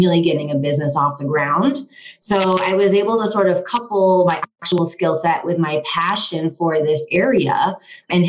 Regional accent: Vermont, United States; also born or lived in Washington, District of Columbia, United States / Los Angeles; now in Colorado, United States; I'm originally from Vermont

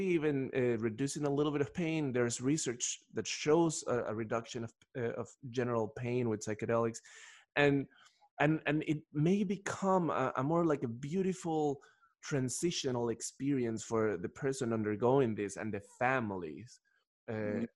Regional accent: Ecuador; moved away; I'm originally from Ecuador, and in Ecuador, people speak Spanish

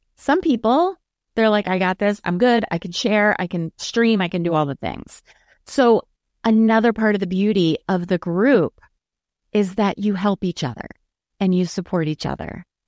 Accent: Maryland, United States; I'm from Maryland

